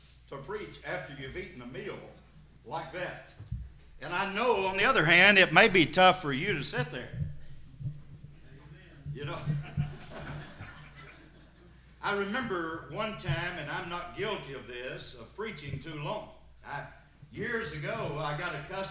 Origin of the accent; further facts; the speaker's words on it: Sparta, Tennessee, United States; I'm from Sparta over in White County.